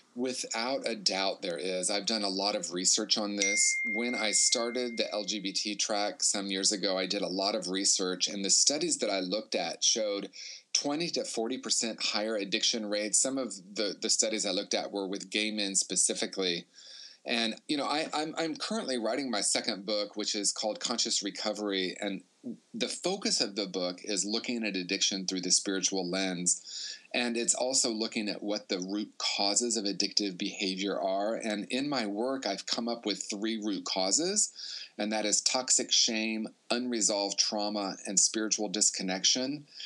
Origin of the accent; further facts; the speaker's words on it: Indiana, United States; I grew up in Indiana in a small town and then Indianapolis